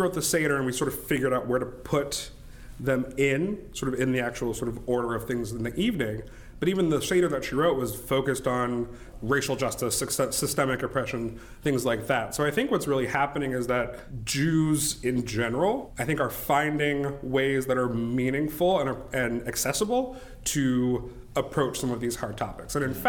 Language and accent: English; Nebraska, United States; also born or lived in Florida / United Kingdom; I was born in Florida. We lived in the UK for several years. And then after the UK, we came to Nebraska, which is where both of my parents still live.